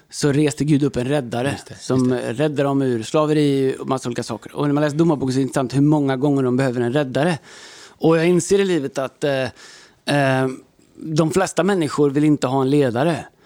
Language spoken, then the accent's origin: Swedish; Stockholm, Stockholm County, Sweden; Vi är från Stockholm.